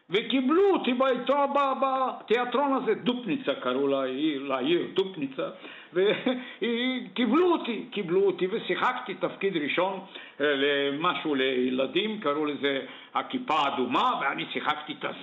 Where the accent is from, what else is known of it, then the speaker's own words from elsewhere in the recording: Sofia, Sofia City, Bulgaria; also born or lived in Dupnitsa, Bulgaria; now in Israel; אני נולדתי וגרתי בסופיה בבולגריה